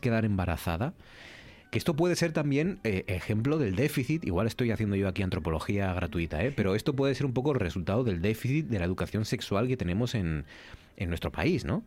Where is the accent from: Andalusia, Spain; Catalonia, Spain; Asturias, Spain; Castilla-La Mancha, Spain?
Asturias, Spain; nuestra región